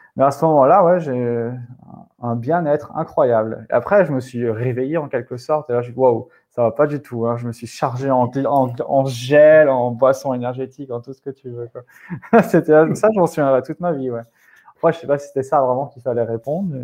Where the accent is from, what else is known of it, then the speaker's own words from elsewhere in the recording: Alsace, Grand Est, France; chez moi en Alsace